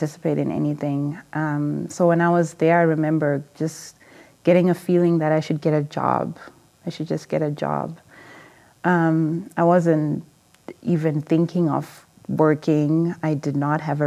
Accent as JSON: {"language": "English", "country": "Zimbabwe", "tie": "born or raised there", "also_born_or_lived": "England", "moved": "yes", "said": "I'm from Zimbabwe, originally, and I grew up in a small family"}